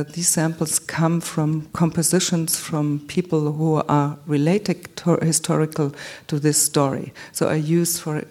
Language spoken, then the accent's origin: English; Munich, Bavaria, Germany; I was born in Munich